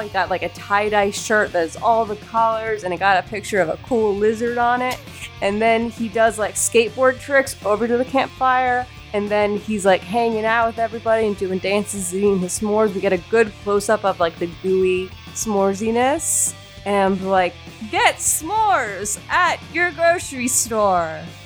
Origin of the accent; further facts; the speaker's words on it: the South, United States; accent: southern; my southern accent